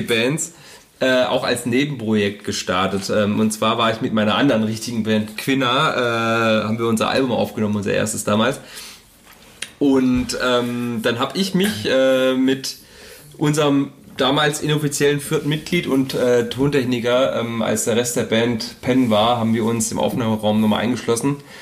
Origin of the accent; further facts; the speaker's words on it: Horb am Neckar, Baden-Württemberg, Germany; bei uns zu Hause in Horb